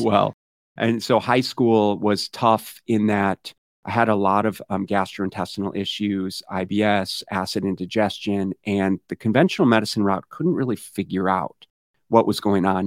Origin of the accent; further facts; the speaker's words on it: Minneapolis, Minnesota, United States; now in Arizona, United States; I grew up in Minneapolis, Minnesota